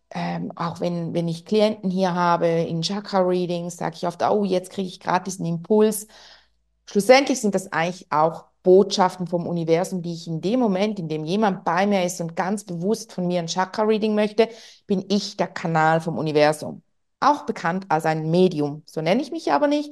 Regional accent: Switzerland; accent: Swiss German; ich spreche Schweizerdeutsch normalerweise

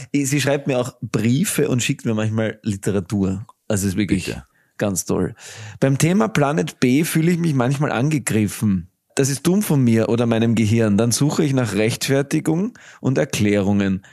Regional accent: Graz, Styria, Austria; ich bin ein Grazer Gaut

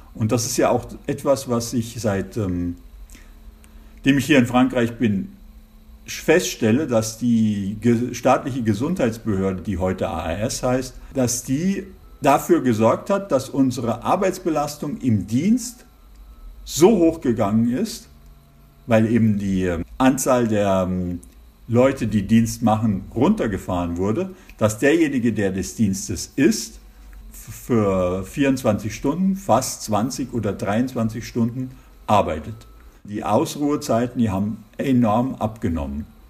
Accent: Germany; moved away as an adult; also born or lived in Giessen, Germany; now in Colmar, France; als Deutscher

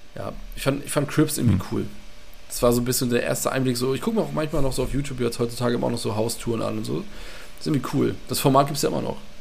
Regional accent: Mölln, Schleswig-Holstein, Germany; in meiner Heimatstadt Mölln

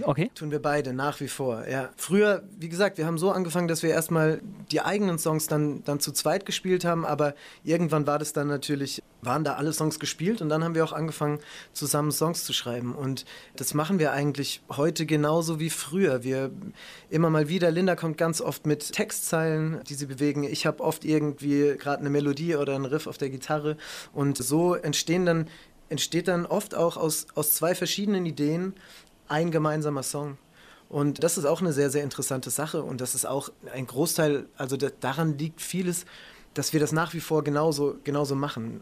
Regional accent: Ludwigshafen, Rhineland-Palatinate, Germany; Ludwigshafen, wo ich aufgewachsen bin

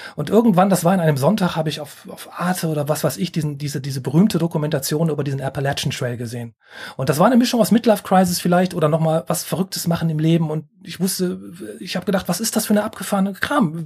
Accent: Rhineland, Germany; als Rheinländer

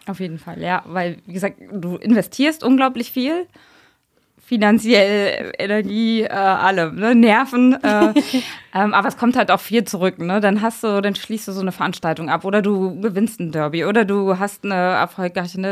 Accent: a small village in Brandenburg, Germany; moved away as an adult; now in Mainz, Germany; ich komme bin auf einem kleinen Dorf in Brandenburg groß geworden

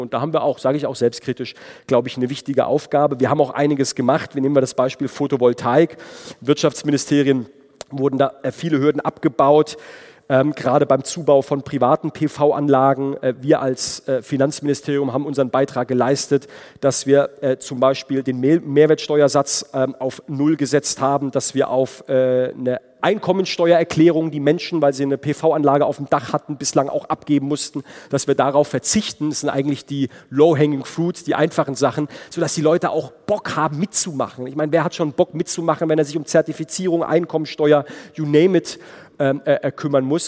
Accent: Heidelberg, Baden-Württemberg, Germany; in meiner Heimatregion Heidelberg

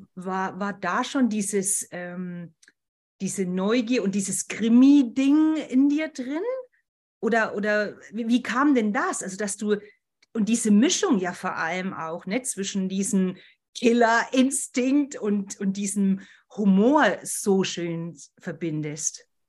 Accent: Berchtesgaden, Bavaria, Germany; moved away; das ist ja meine alte Heimat, Berchtesgaden

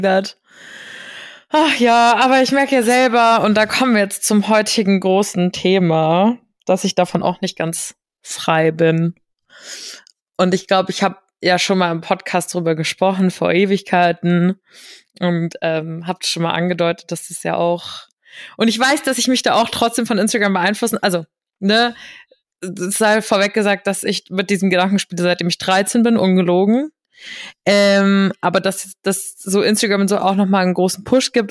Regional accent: Hesse, Germany; ich bin ja gebürtige Hessin

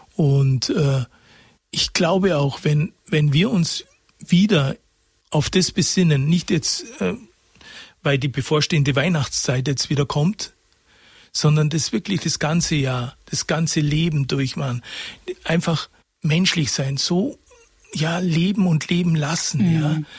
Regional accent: Karlshofen, Bavaria, Germany; moved away; also born or lived in Oberstaufen / Munich; Ich habe eine schöne Kindheit gehabt in Karlshofen

